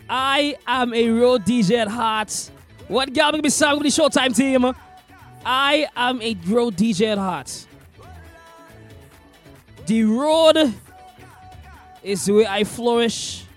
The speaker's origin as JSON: {"language": "English", "country": "Sint Maarten", "tie": "born or raised there", "said": "I've been a huge plane fan since I was a child, growing up in St. Martin, watching the planes land at one of the best airports in the world when it comes to viewing aircrafts."}